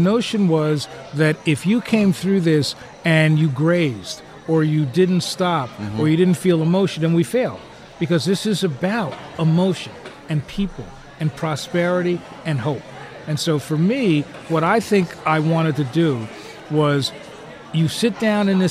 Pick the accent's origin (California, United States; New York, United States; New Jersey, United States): New Jersey, United States; moved away; growing up in New Jersey